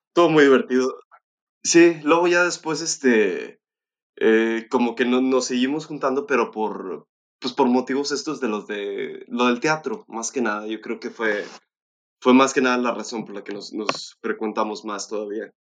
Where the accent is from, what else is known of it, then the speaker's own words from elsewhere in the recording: Monterrey, Nuevo León, Mexico; yo soy eh, este, residente aquí de Monterrey, nací en Monterrey